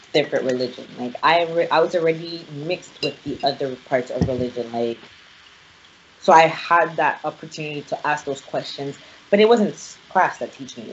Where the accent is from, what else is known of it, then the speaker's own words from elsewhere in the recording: Nigeria; I'm Nigerian